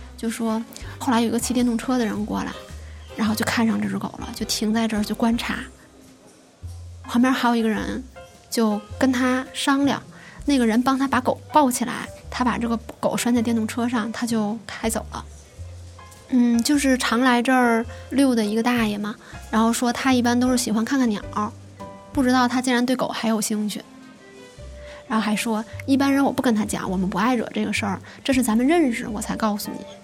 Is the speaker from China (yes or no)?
yes; Tianjin, China; 今年二十七岁，我是天津人